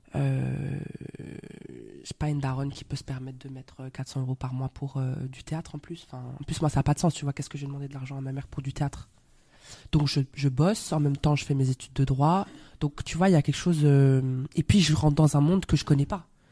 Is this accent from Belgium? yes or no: yes; Belgium; accent: Belgian; moved away as an adult; also born or lived in Brussels / Paris; now in France; je suis euh, belge, je suis actrice. Je suis arrivée en France il y a à peu près 5 ans maintenant. Là, d'un coup, mon accent belge